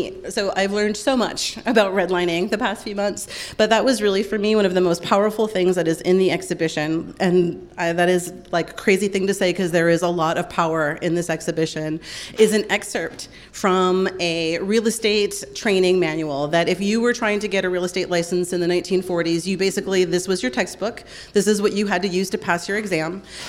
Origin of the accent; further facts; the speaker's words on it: Detroit, Michigan, United States; also born or lived in New York City, United States; now in Omaha, United States; A very good friend of mine that I grew up with in Detroit